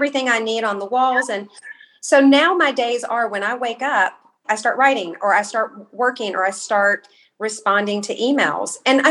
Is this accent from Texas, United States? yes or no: no; Kentucky, United States; I'm from Kentucky